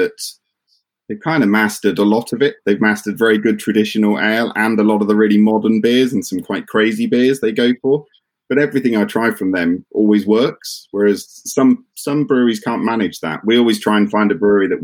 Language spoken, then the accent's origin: English; Dartmoor, Devon, South West England, United Kingdom; moved away; also born or lived in Bristol; I grew up on Dartmoor in Devon